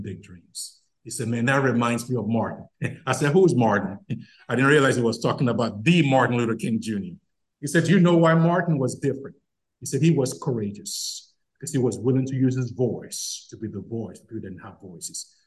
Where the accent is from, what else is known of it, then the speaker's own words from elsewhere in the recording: Nigeria; moved away; I'm from Nigeria?